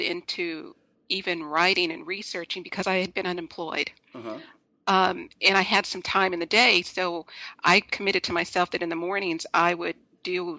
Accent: Los Angeles, California, United States; I'm originally from Los Angeles

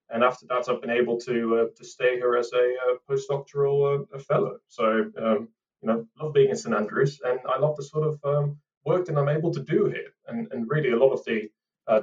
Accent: Amsterdam, North Holland, Netherlands; moved away as an adult; now in United Kingdom; I was born and raised in Amsterdam, but I've been in the UK now for pretty much 10 years.

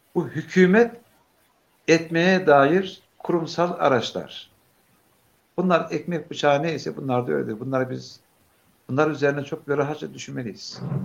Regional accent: a village about 40 km from Beypazarı, Ankara, Turkey; moved away; Benim bulunduğum kaza çıktır e, Beypazarı'na yakın 40 kilometre mesafede

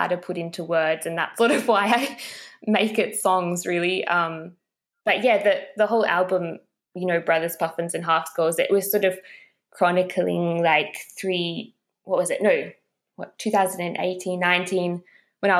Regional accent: Australia; growing up in Australia

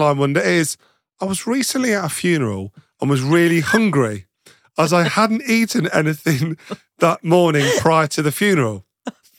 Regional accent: Nottingham, East Midlands, United Kingdom; where I grew up in Nottingham

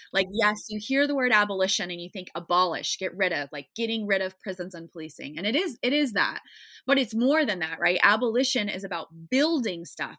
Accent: Iowa, United States; now in Chicago, United States; I grew up in Iowa in a nice, predominantly white suburb, just, like, nice white Midwestern girl

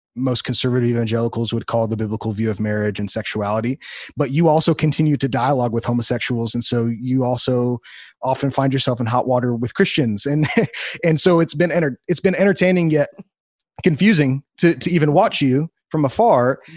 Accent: Wheaton, Illinois, United States; moved away; I grew up in Wheaton, Illinois

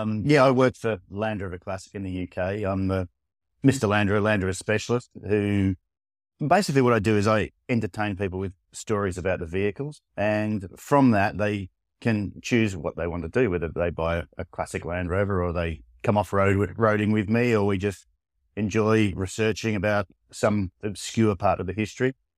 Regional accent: Australia; moved away; I'm Australian originally

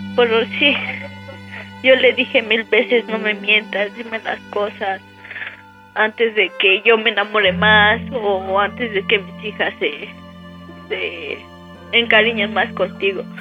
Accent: State of Mexico, Mexico; moved away as an adult; now in Puebla, Mexico; yo soy del Estado de México

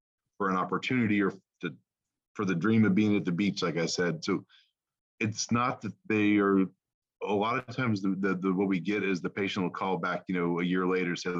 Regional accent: the South, United States; I'm from the South.

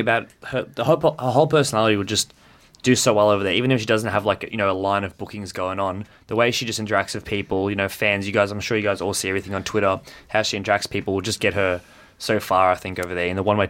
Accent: South Africa; No, I grew up in South Africa.

